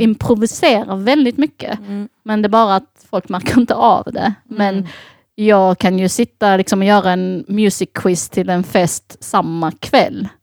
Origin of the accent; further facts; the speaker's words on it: Sweden; jag är uppväxt i Sverige